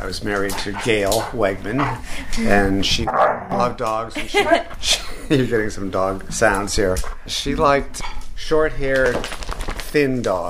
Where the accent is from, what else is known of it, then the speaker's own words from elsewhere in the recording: Western Massachusetts, United States; moved away as an adult; also born or lived in Boston; now in California, United States; I didn't take it off to school when I went to school in Boston. I'm from Western Mass.